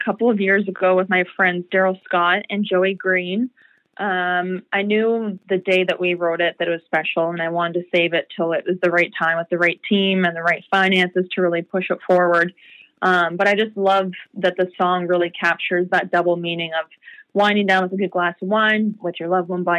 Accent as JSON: {"language": "English", "town": "Peterborough", "region": "Ontario", "country": "Canada", "tie": "born or raised there", "said": "And then I met my very first music mentor, Cyril Rawson, from my hometown of Peterborough."}